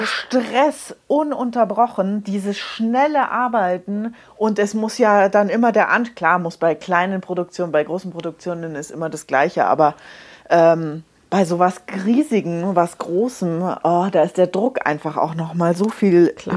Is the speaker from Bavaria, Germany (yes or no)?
yes; Munich, Bavaria, Germany; ich bin in München geboren, ich bin in München aufgewachsen